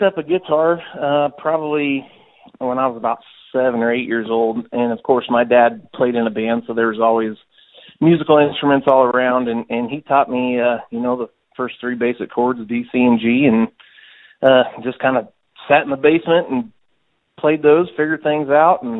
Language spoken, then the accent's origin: English; Auburn, Illinois, United States; That's where I grew up. I grew up in Auburn, Illinois